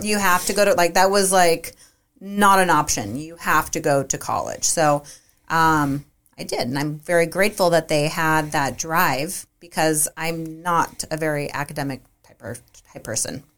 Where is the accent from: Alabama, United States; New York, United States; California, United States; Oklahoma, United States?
California, United States; Half Moon Bay; also born or lived in Santa Cruz, California; I'm from Half Moon Bay, and we both moved to Santa Cruz for college